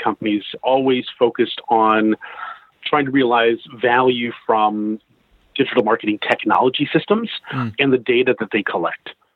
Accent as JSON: {"language": "English", "country": "United States", "also_born_or_lived": "Seattle", "accent": "American twang", "moved": "as an adult", "lives_now": "London, United Kingdom", "said": "I'm an American living in London. I've been living in London for about 20 years. I moved here from Seattle"}